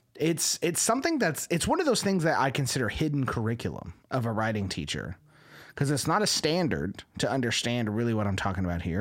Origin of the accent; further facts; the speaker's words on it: Texas, United States; you can't like the Yankees as a Texan